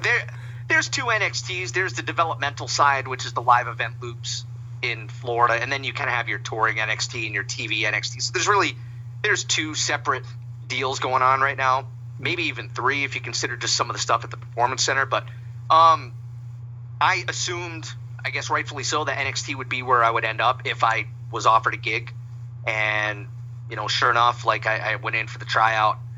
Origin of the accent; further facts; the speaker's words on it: Pawtucket, Rhode Island, United States; I grew up in Pawtucket, Rhode Island